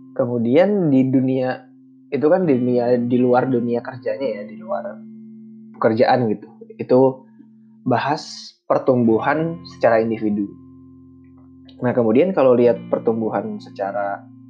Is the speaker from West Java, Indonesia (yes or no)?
yes; Bandung, West Java, Indonesia; moved away as an adult; also born or lived in Central Kalimantan; saya dibesarkan di Bandung dengan budaya yang seperti itu